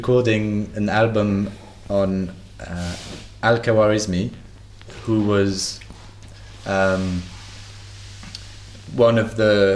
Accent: Chambéry, Auvergne-Rhône-Alpes, France; moved away; also born or lived in London; my hometown, Chambéry

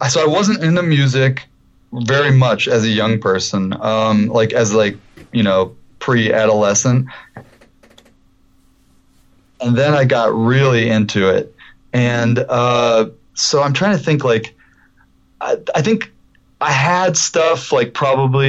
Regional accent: Detroit, Michigan, United States; I grew up in Detroit

